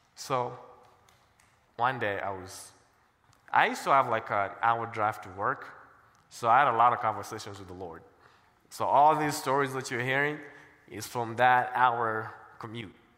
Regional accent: Kenya; also born or lived in Cincinnati; now in Colorado Springs, United States; I'm black and I'm from Kenya

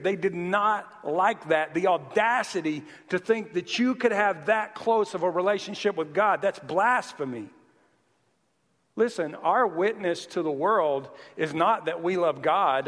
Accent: the South, Southern United States, United States; accent: Southern; moved away; I'm Southern, but I've lived here for 10 years, so now I start to hear it. Even my accent annoys me sometimes

